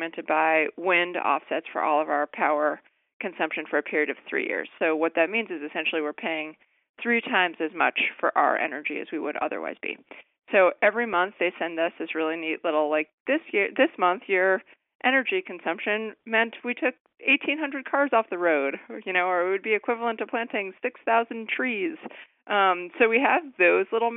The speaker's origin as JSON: {"language": "English", "region": "Connecticut", "country": "United States", "tie": "born or raised there", "moved": "as an adult", "lives_now": "Washington, DC, United States", "said": "I worked for Christopher Shays, who represented my hometown in Connecticut"}